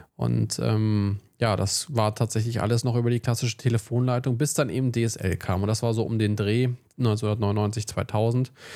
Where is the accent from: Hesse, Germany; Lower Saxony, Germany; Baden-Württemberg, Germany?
Lower Saxony, Germany; Wolfsburg; also born or lived in Braunschweig; bei uns in Wolfsburg